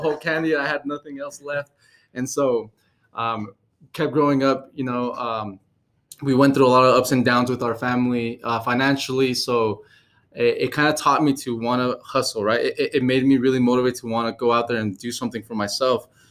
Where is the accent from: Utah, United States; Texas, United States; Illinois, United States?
Utah, United States; also born or lived in California; i uh, was born in california but raised in utah so i'm more of a utah kid